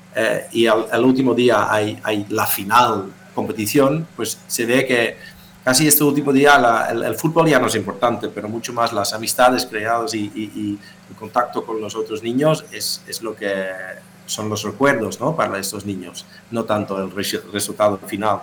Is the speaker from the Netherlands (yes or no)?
yes; Netherlands; soy holandés